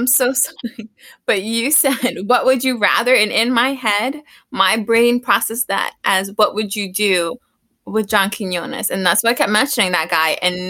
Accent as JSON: {"language": "English", "town": "New York City", "region": "New York", "country": "United States", "tie": "born or raised there", "said": "I grew up in Queens"}